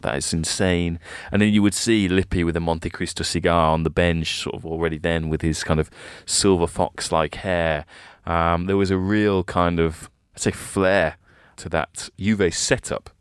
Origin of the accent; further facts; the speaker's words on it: England, United Kingdom; as a kid, kind of growing up in England at the time